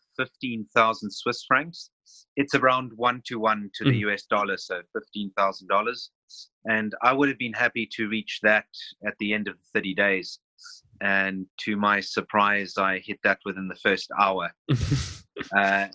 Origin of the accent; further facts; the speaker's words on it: Cape Town, Western Cape, South Africa; moved away as an adult; now in Switzerland; I'm originally from South Africa, Cape Town